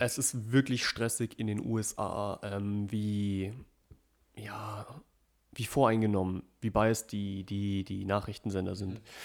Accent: Germany; bei uns in Deutschland

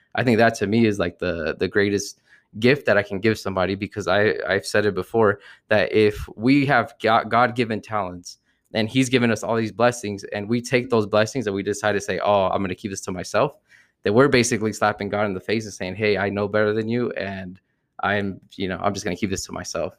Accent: New Jersey, United States; I grew up uh, from New Jersey, I'm from New Jersey, so growing up, we always had, like, the whole L A New Jersey rivalry

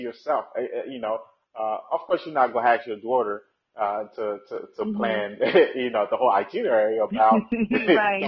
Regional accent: Haiti; now in United States; when I was growing up in Haiti

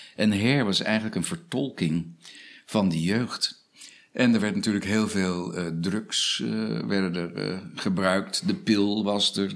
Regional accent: Australia; now in Netherlands; Ik heb mijn jeugd doorgebracht in Australië. Ja. Ik ben met mijn moeder geëmigreerd naar Australië.

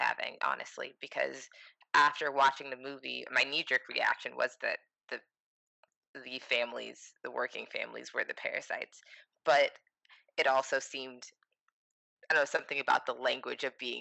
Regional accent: United States; being an American

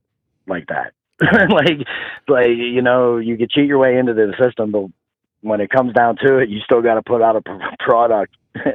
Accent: Pennsylvania, United States

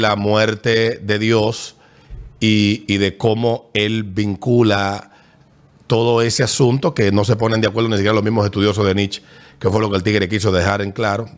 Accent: Dominican Republic

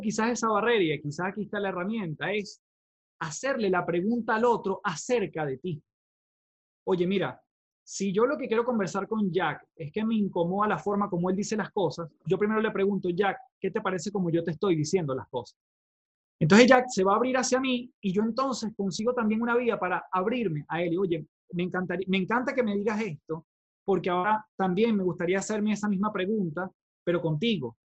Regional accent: Venezuela; now in Chile; yo vengo de Venezuela, soy venezolano, eh, vivo actualmente en Chile

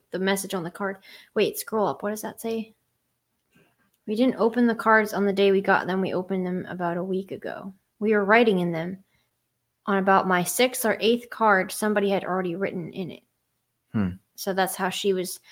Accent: Pennsylvania, United States; I'm from Pennsylvania

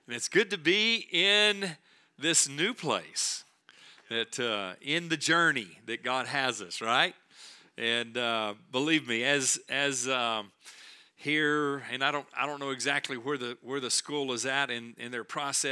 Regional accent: Texas, United States; we're from Texas

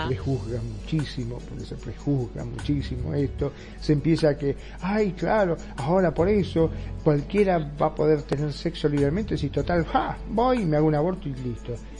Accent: Argentina; ahora aquí en mi país, en Argentina

